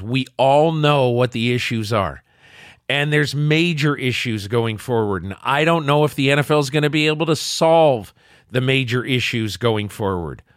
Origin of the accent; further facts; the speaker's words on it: the North, United States; also born or lived in Ohio; I'm from the North.